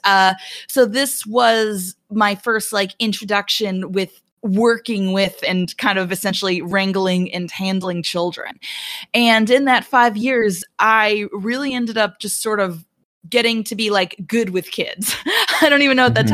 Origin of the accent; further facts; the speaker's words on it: Albuquerque, New Mexico, United States; now in Atlanta, United States; I grew up in Albuquerque, New Mexico